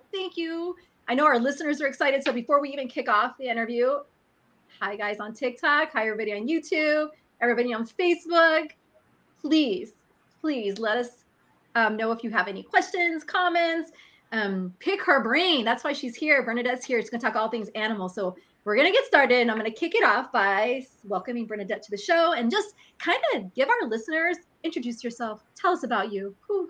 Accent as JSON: {"language": "English", "region": "Texas", "country": "United States", "said": "we're from Texas."}